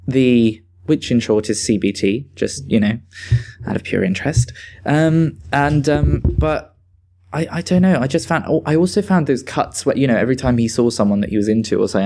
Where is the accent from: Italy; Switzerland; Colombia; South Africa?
Switzerland; now in United Kingdom; I'm originally from Switzerland, so I'm a bit versed in like the Germanic scene